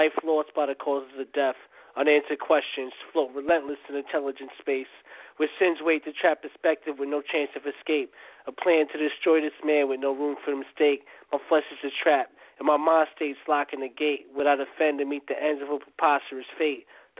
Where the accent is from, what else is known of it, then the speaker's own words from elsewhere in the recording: New York, United States; New York.